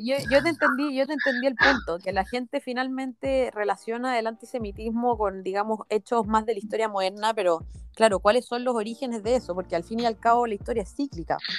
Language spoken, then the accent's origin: Spanish; Chile; nací en Chile